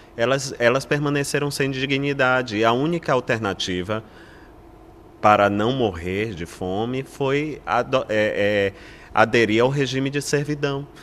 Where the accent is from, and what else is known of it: Brazil